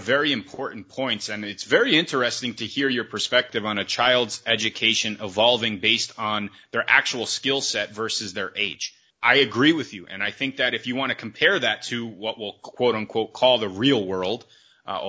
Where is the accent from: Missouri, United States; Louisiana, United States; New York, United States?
New York, United States; New York City; I grew up in New York State, in New York City.